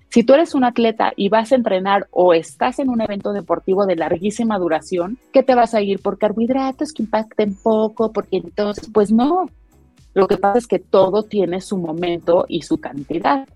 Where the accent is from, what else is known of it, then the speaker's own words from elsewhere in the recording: Mexico; como mexicanos